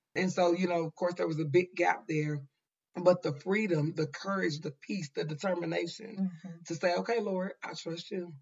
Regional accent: Dallas, Texas, United States; We are originally from West Dallas.

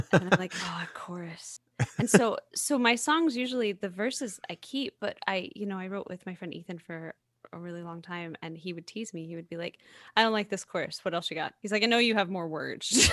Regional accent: the South, United States; I'm from the South, right? I'm a hugger.

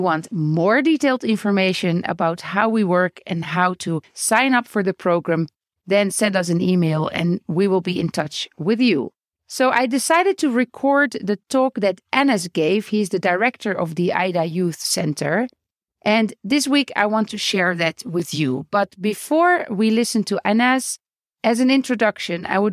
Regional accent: Netherlands; moved away as an adult; now in Beit Safafa, Palestine; I am originally from the Netherlands and I am married to a Palestinian. We live in Beit Safafa

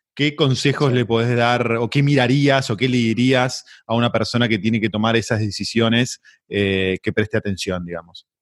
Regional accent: Argentina; así es nuestro país.

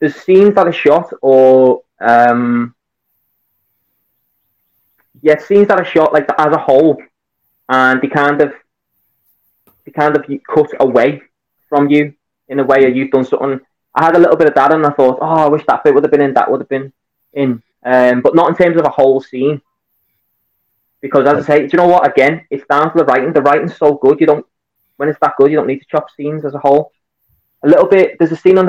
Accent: Liverpool, North West England, United Kingdom; accent: Scouse; I'm a Scouser. I'm from Liverpool.

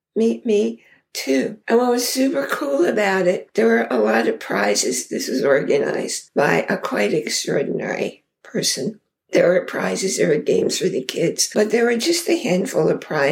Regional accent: New York, United States; moved away as an adult; also born or lived in Idaho; now in Connecticut, United States; I grew up in New York

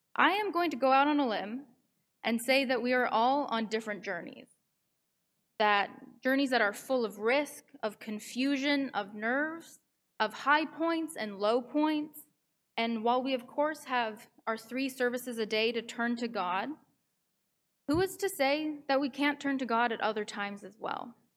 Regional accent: Vancouver, British Columbia, Canada; moved away as an adult; now in New York, United States; I'm from Vancouver, but I come here once a month from New York, where I go to school

